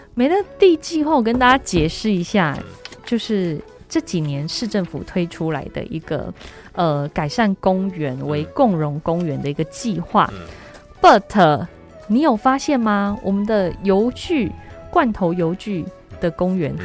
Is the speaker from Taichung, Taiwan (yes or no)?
yes; Taichung, Taiwan; 我们台中